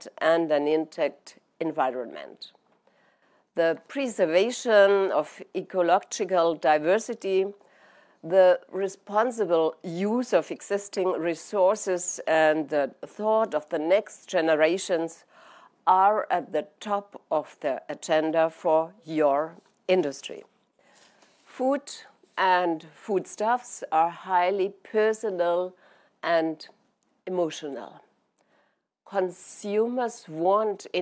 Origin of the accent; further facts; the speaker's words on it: Germany; my home country of Germany